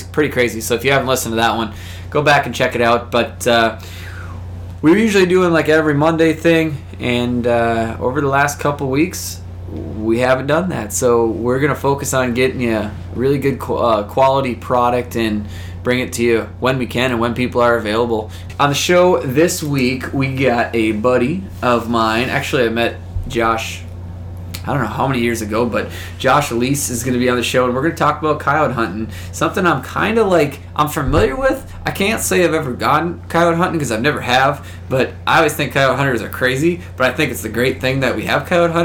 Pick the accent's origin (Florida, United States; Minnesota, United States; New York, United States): Minnesota, United States; Maple Lake; And I'm like, Maple Lake